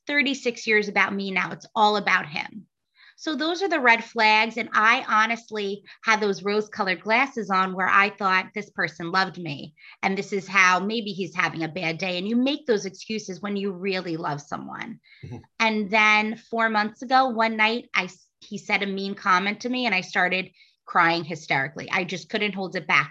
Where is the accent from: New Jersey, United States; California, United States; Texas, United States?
New Jersey, United States; moved away as an adult; also born or lived in Boston; I'm originally from New Jersey, and then I went on to Boston to study psychology.